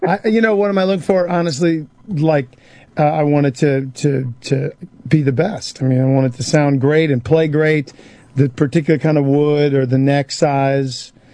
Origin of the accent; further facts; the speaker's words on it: Texas, United States; if they know I'm from Texas.